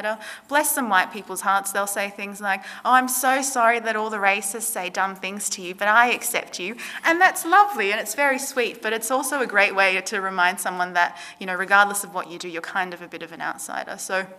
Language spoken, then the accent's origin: English; Sydney, New South Wales, Australia; I grew up in Western Sydney. I was surrounded by very ethnically diverse people.